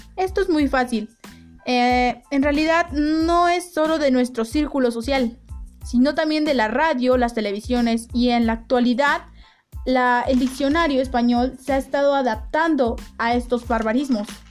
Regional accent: Mexico; los mexicanos no somos los únicos

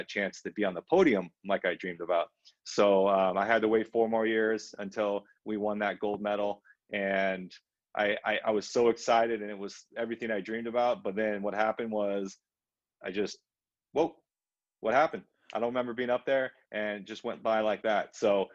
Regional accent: Southern California, United States; growing up in Southern California.

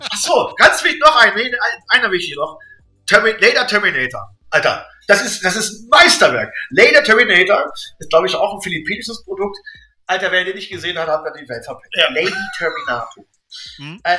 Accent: Braunschweig, Lower Saxony, Germany; Wir sind im Braunschweig groß geworden, Rand, Randgebiet, äh, Zonenrandgebiet und das war hier alles grau und grau.

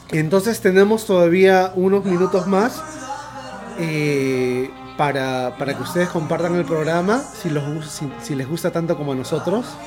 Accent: Peru; somos bien peruanos, caramba.

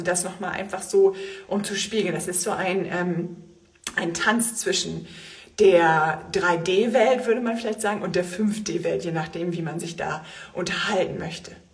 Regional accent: Germany; bei uns in Deutschland

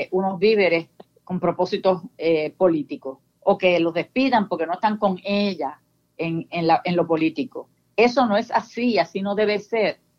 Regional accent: Puerto Rico; nosotros tenemos ciudadanía puerto, norteamericana, pero queremos ser puertorriqueños y seguir siendo siempre puertorriqueños

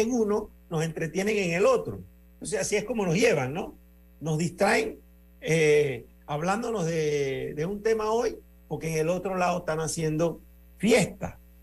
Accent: Panama; yo soy ciudadano panameño

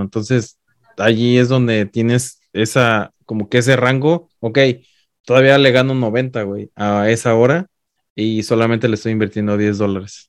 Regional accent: Mexico; now in United States; yo siendo mexicano

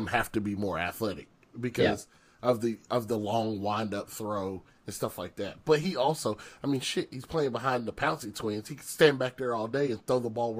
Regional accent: Southern United States, United States; much different than probably myself or Justice growing up in the South.

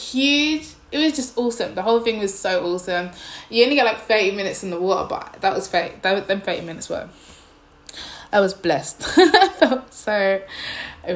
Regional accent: London, United Kingdom; moved away as an adult; now in Nanjing, China; London. Where? East London.

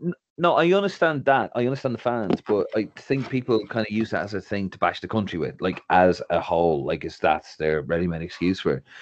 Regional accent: Ireland; moved away as an adult; now in London, United Kingdom; for being Irish

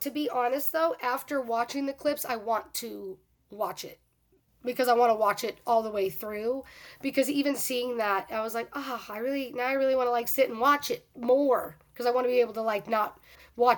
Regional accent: Boston, Massachusetts, United States; moved away; I'm originally from the Boston area.

